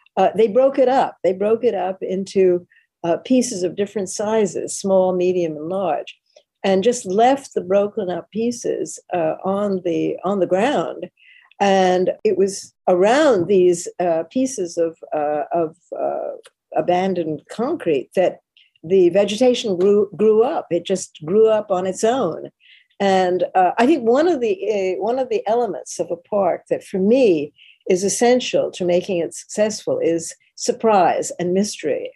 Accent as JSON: {"language": "English", "town": "New York City", "region": "New York", "country": "United States", "tie": "born or raised there", "said": "I'm a New Yorker and always have been. I was born and bred here"}